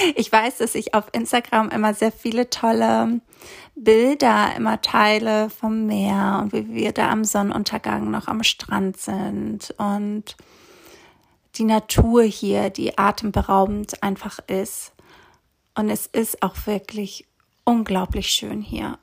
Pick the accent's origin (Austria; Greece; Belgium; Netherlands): Greece; moved away as an adult; also born or lived in Hamburg, Germany; Ich bin nämlich in Griechenland aufgewachsen, auf einer kleinen Insel.